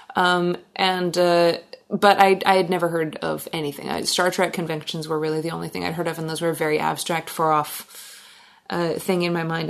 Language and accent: English; Gig Harbor, Washington, United States; moved away as an adult; now in Alaska, United States; I grew up in Gig Harbor and I moved up to Alaska in 2003